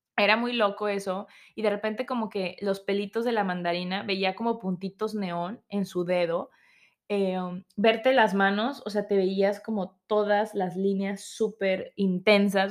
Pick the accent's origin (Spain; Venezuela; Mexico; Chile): Mexico; uno como mexicano